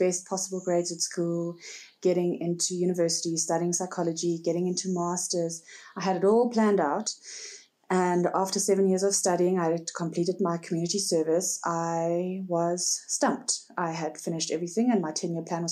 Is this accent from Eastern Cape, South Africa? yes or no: yes; Port Elizabeth, Eastern Cape, South Africa; moved away as an adult; also born or lived in Northern KwaZulu-Natal; now in Henley-on-Klip, South Africa; I am originally born and bred in Port Elizabeth. I was schooled there and I studied there